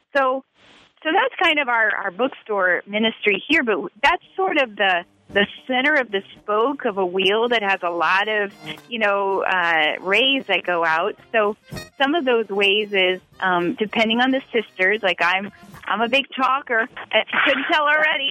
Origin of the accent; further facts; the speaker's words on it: Louisiana, United States; also born or lived in Italy; I'm from Louisiana